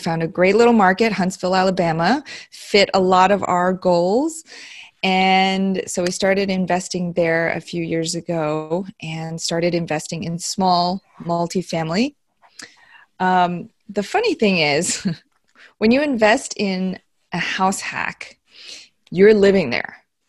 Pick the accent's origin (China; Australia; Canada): China; Beijing; born there; moved away; also born or lived in Iowa / New Jersey / Tennessee; I was born in Beijing, okay. China. And then we moved to Iowa, New Jersey, Tennessee, which is where my husband and I met in high school, believe it or not.